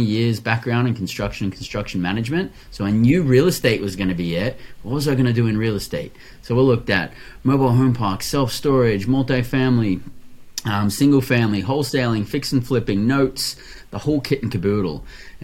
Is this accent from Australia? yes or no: yes; Australia; also born or lived in Western Australia; born and raised in Australia